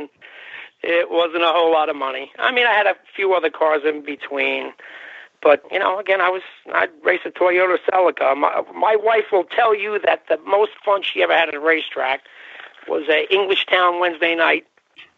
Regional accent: Bayonne, New Jersey, United States; I grew up in Bayonne, New Jersey

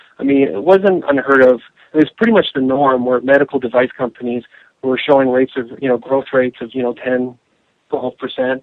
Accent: Canada; moved away as an adult; also born or lived in Vancouver, British Columbia / Washington, D.C. / Denver; now in United States; I'm originally from Canada, so I've been living in the U.S. for about 10 years

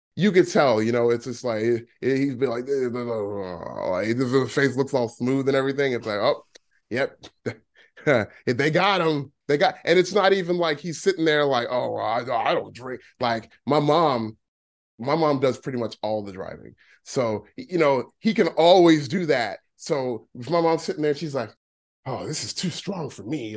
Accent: Dallas, Texas, United States; also born or lived in Philadelphia; I grew up here in Dallas. Like, this is where, like, you know, I mean, this is where I spent most of my life. So, this is technically my hometown.

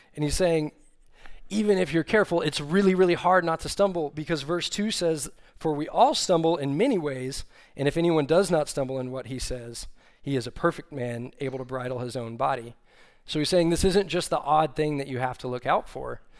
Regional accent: Austin, Texas, United States; moved away as an adult; now in Fort Worth, United States; I grew up in Austin, Texas, but saw the light and left there and came up here to Fort Worth

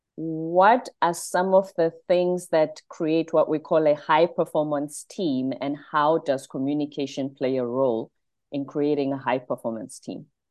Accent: South Africa; now in United States; I'm South African

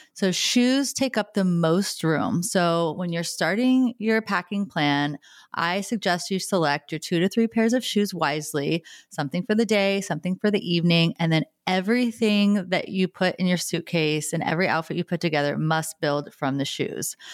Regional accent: United States; being born and raised in the United States

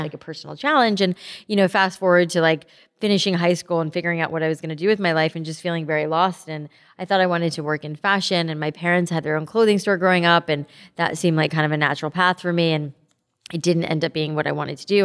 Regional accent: South Florida, United States; I grew up in South Florida

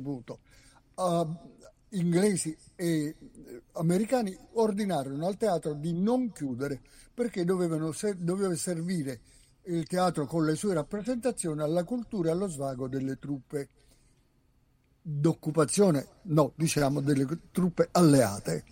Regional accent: province of Naples near Sorrento, Campania, Italy; io sono napoletano d'originanza della provincia sulla co- costa, vicino Sorre- all'inizio de- della penisola sorrentina

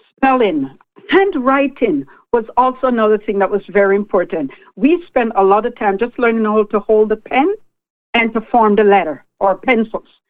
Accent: Lucea, Hanover, Jamaica; now in Canada; growing up in Jamaica

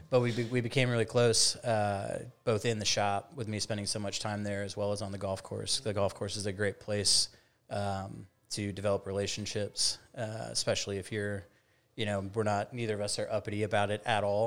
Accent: Woodstock, Illinois, United States; moved away as an adult; also born or lived in New Orleans; now in Mobile, United States; I'm originally from the Chicagoland area

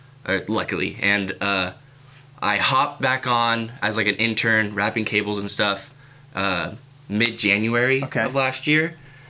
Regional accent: Kelseyville, California, United States; I'm from Kelseyville, California.

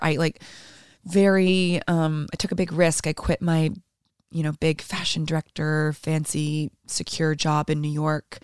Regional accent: Toronto, Ontario, Canada; first language Portuguese; English is a second language; moved away as an adult; now in Iceland; I grew up in Toronto

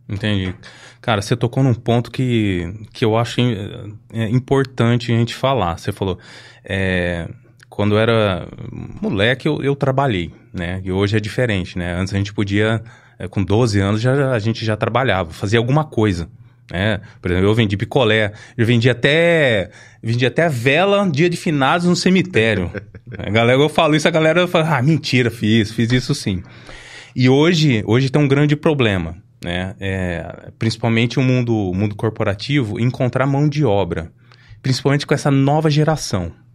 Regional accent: Ribeirão Preto, São Paulo, Brazil; eu cresci no Simeone, né, do lado do Avelino Palma

